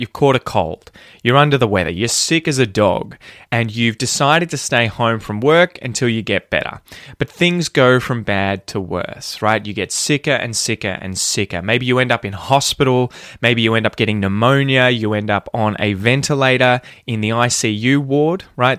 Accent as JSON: {"language": "English", "country": "Australia", "said": "speak like a fair dinkum Aussie"}